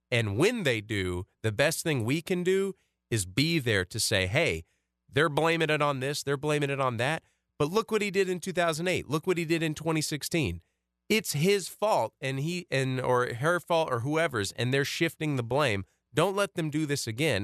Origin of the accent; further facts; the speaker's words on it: United States; growing up in America in, like, the early two thousands